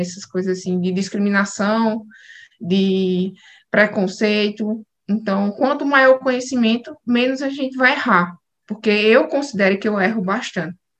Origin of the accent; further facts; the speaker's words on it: João Pessoa, Paraíba, Brazil; eu sou nordestina, sou paraibana